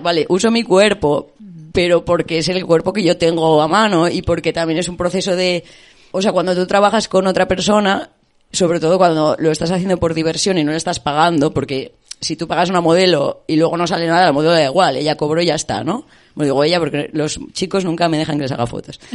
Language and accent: Spanish; Spain; moved away as an adult; also born or lived in United Kingdom